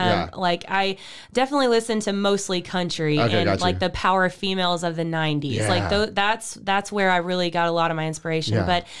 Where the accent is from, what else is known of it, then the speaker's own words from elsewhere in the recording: Waco, Texas, United States; also born or lived in Lorena, Texas; Okay. I am here from Waco, Texas. Oh. I've been in Waco my entire life.